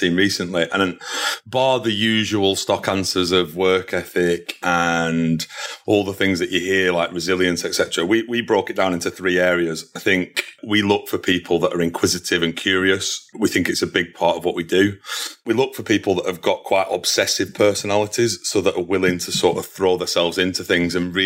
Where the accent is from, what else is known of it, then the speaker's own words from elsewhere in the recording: Burnley, North West England, United Kingdom; moved away as an adult; also born or lived in London / Manchester; I was from Burnley originally. There's not a lot of, in terms of industry there. So I knew I had to move out of that area